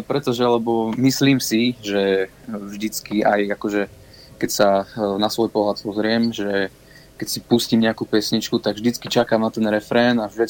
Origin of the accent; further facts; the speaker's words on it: Banská Belá, Banská Bystrica Region, Slovakia; Som zo stredného Slovenska, ja som z dediny blízko Banskej Šiamice, ktorá sa volá Banská Bela.